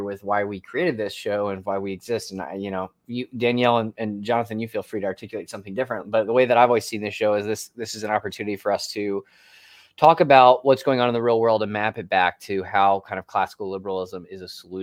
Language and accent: English; Florida, United States; I grew up in Florida where it's flat